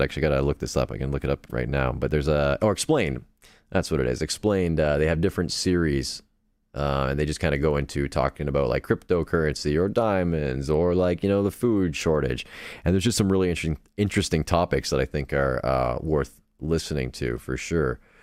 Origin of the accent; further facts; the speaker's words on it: Canada; accent: Canadian; I'm Canadian